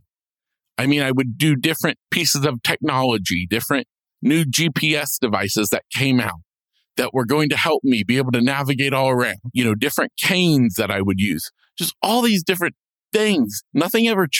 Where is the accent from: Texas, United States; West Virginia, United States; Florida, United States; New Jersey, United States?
Florida, United States; I'm from Florida